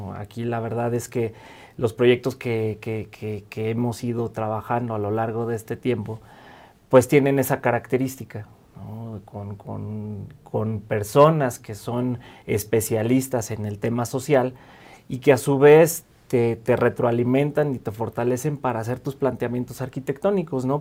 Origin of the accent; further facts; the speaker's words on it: Mexico City, Mexico; also born or lived in Michoacán; yo nací en Michoacán, eh, soy michoacano de nacimiento. Y llegué a la Ciudad de México muy temprano, eh, prácticamente viví y crecí en esta ciudad